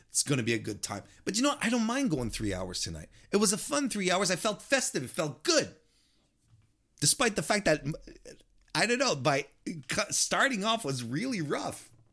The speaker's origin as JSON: {"language": "English", "country": "Canada", "said": "I'm, I'm Canadian"}